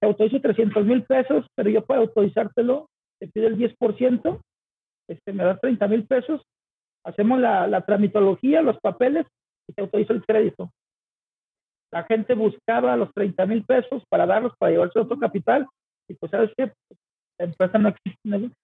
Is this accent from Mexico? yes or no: yes; Guadalajara, Jalisco, Mexico; soy de Guadalajara, Jalisco